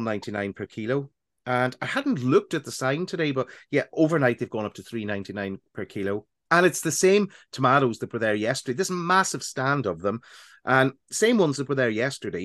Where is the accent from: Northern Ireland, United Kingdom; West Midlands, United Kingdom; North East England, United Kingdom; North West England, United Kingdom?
Northern Ireland, United Kingdom; accent: Northern Ireland; listen to how loud my Northern Ireland accent got, how broad it got